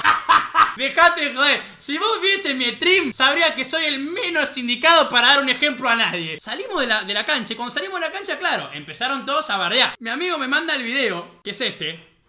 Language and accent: Spanish; La Plata, Buenos Aires Province, Argentina; yo soy de acá de La Plata